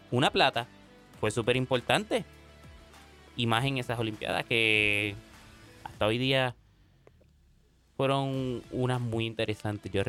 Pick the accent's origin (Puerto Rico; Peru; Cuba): Puerto Rico; Eh, yo soy boricua, Puerto Rico.